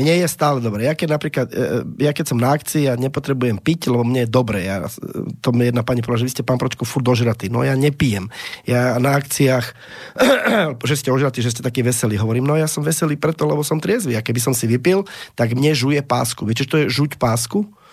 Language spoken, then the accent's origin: Slovak; Slovakia; Ja som Slovák